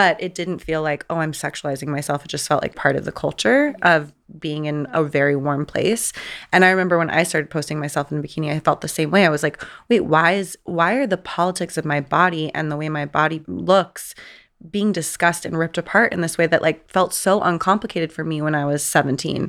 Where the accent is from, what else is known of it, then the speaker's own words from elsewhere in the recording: San Diego, California, United States; I grew up in San Diego